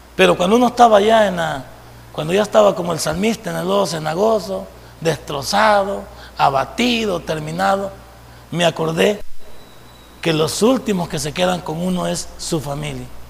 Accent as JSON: {"language": "Spanish", "country": "El Salvador", "said": "esa palabra que tenemos en el folclore salvadoreño"}